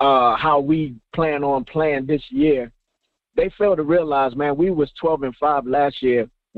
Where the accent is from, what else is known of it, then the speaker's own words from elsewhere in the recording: United States; now in Texas, United States; I live in Texas, but I'm from the East Coast, bro. I'm from the DMV.